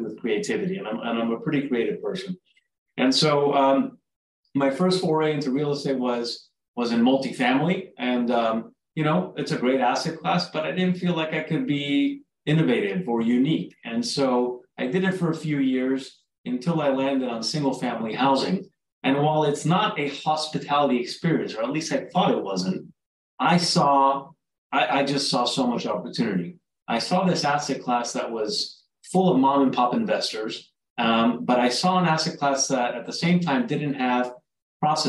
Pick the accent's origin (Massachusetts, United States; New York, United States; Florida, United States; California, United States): Florida, United States; South; also born or lived in Uruguay; I'm originally from Uruguay, South America. I grew up in South Florida